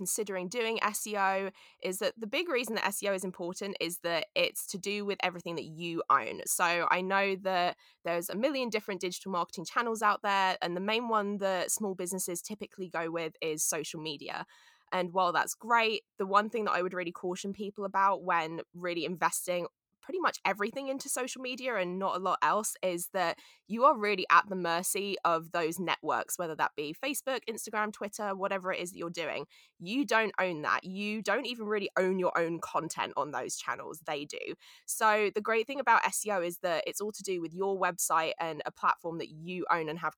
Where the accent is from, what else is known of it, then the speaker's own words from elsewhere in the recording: London, United Kingdom; moved away as an adult; now in United States; I'm from London